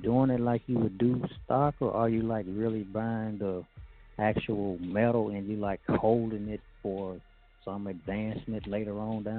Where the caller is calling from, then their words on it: Arkansas, United States; calling from Arkansas.